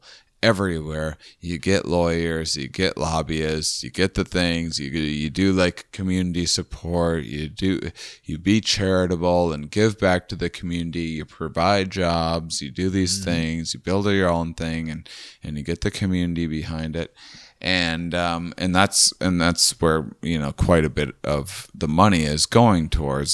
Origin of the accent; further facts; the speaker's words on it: Midwest, United States; we're all from the Midwest